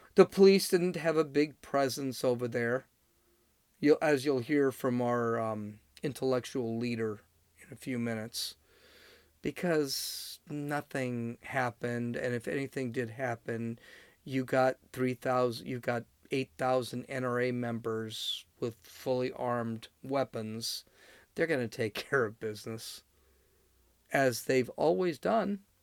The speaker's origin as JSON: {"language": "English", "region": "California", "country": "United States", "said": "I'm from California"}